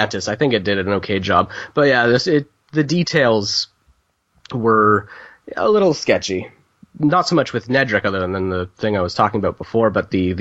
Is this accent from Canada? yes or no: yes; Canada; I'm Canadian, so I'll say Canada